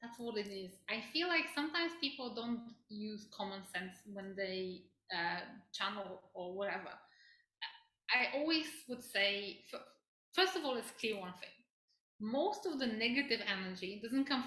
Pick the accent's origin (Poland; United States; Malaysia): Poland; moved away; I grew up in Poland